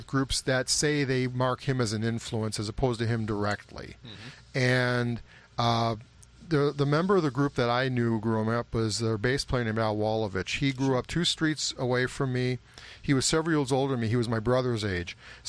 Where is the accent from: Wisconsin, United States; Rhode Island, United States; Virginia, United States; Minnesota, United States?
Minnesota, United States; St. Louis Park; that has a different meaning to both of us because of our knowledge of the group, members of the group, growing up in St. Louis Park.